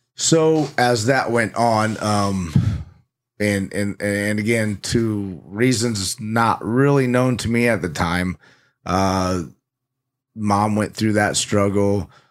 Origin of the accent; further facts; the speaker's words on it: Indiana, United States; also born or lived in Phoenix, Arizona / Mesa, Arizona; when I was about six or seven, we kinda got uprooted and, and loaded everything up and moved almost all the way across the U S A to Indiana.